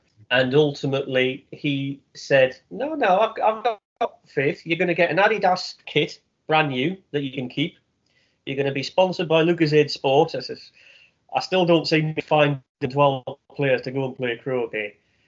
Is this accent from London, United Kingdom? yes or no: no; North East England, United Kingdom; First memory of PE in the Northeast, quite simply, is cold.